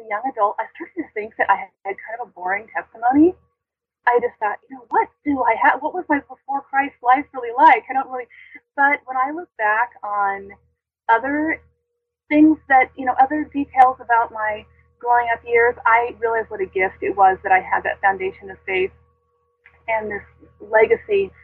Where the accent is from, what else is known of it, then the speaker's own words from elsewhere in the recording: the Bay Area, California, United States; I grew up in the Bay Area, mostly in the Bay Area